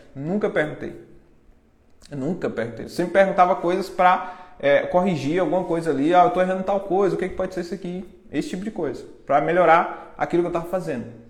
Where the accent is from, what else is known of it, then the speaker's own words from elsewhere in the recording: interior of Bahia, Brazil; eu sou lá do interior, né? Interior que tem 10 mil habitantes, interior da Bahia